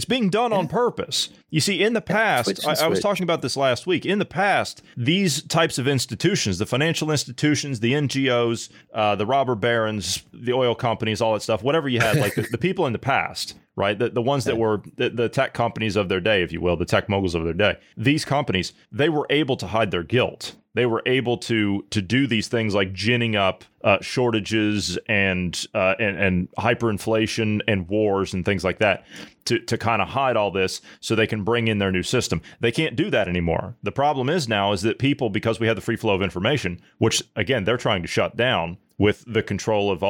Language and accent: English; Midwest, United States; Growing up in the Midwest, I mean, I had grandparents and great-grandparents that showed me all that stuff.